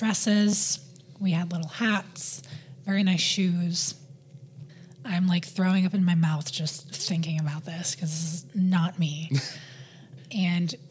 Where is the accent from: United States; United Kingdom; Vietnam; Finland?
United States; New England; growing up in New England, in the type of family that I did